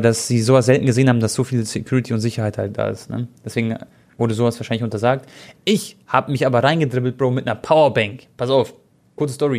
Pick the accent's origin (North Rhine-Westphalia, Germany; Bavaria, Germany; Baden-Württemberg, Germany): Bavaria, Germany; Munich; ich bin in München geboren